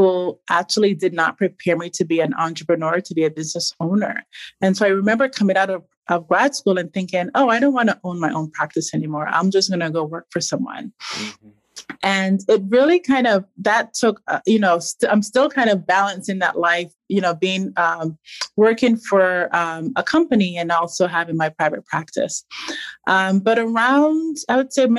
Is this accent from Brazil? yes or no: no; Barbados; I grew up in Barbados